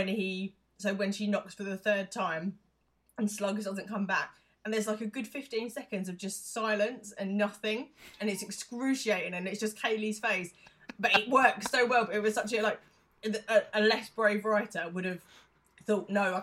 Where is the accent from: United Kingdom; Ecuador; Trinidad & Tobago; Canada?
United Kingdom; there's a lot of things about being British